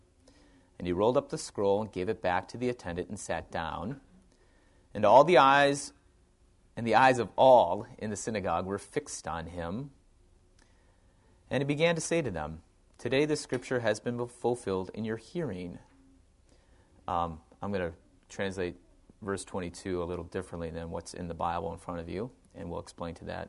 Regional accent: Wausau, Wisconsin, United States; moved away; I grew up in Wausau, Wisconsin

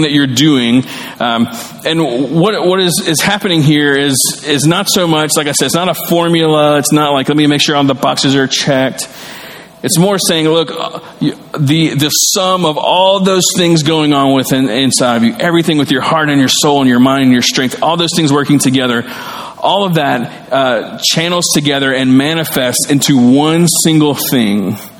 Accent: the South, United States; I grew up in the South and I grew up learning the great commandments

